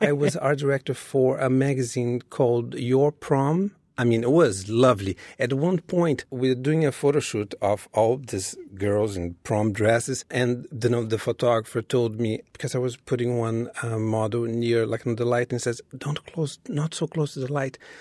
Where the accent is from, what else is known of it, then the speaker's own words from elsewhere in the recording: Rio de Janeiro, Brazil; moved away as an adult; now in New York City, United States; when I was growing up in Brazil